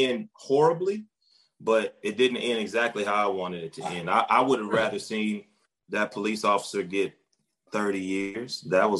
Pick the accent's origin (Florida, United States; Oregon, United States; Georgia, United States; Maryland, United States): Georgia, United States; also born or lived in Athens, Georgia / Atlanta, Georgia / New York; I am a black man. I'm from Georgia. I moved in between Athens and Atlanta, Georgia. In my life, my dad lived in Atlanta. My mom lives in Athens.